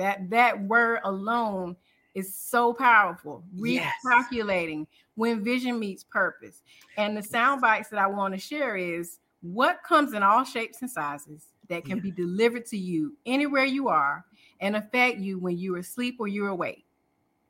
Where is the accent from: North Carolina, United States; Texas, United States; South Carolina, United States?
North Carolina, United States; Durham; I'm from Durham, North Carolina